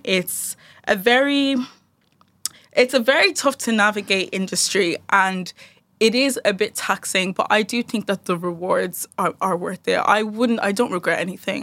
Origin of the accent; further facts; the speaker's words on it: Dundalk, County Louth, Ireland; from Dundalk